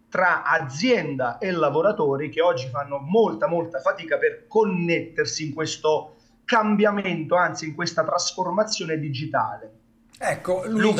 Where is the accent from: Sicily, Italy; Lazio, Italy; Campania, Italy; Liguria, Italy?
Campania, Italy; Naples; mi, compete quasi per obbligo essendo napoletano, quindi eh, è, è, un po' la nostra cultura